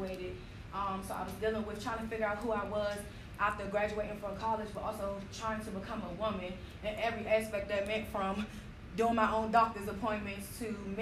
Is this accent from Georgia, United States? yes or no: yes; Georgia, United States; I'm from Georgia